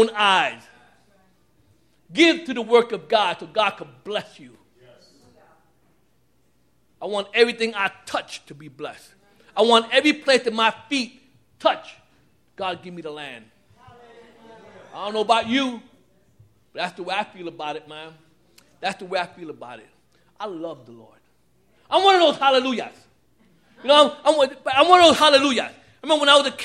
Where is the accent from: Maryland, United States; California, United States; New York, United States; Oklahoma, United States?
New York, United States; New York City; I'm from Brooklyn, Puerto Riqueño, Trigueño, Mulato